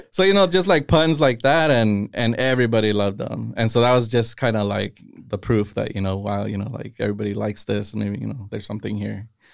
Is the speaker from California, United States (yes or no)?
yes; Castroville, California, United States; I grew up in Castroville